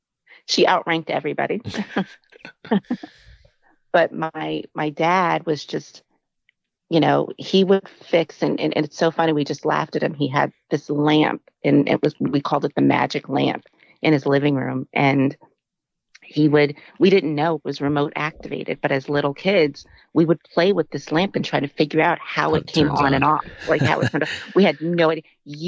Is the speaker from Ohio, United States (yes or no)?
no; San Diego, California, United States; So we moved around a lot. We're originally from San Diego, California.